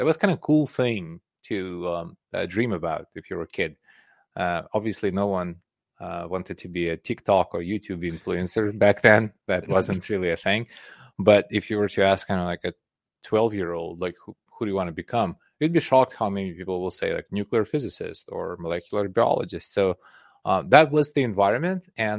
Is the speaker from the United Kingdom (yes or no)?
no; Belarus; English is a second language; also born or lived in Soviet Union; So I grew up in Soviet Union. So okay. It was a completely different country. It was much bigger, and Russia was just one of 15 different republics within that country. But in Soviet Union, I was born in Belarus, which is now a separate country.